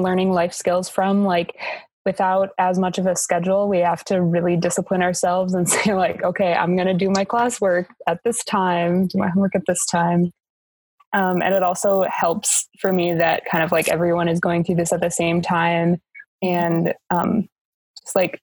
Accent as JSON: {"language": "English", "town": "Rochester", "country": "United States", "said": "I'm from Rochester"}